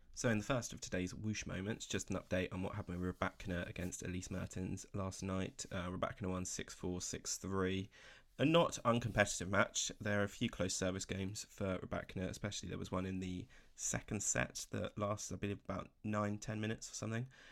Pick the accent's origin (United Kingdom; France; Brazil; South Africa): United Kingdom; as a Brit